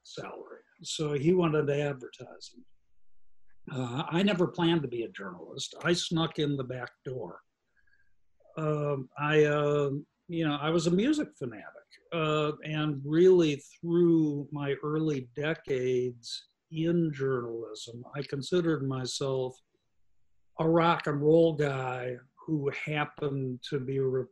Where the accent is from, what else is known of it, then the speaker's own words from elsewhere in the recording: Chicago, Illinois, United States; now in Iowa City, United States; When I was growing up in Chicago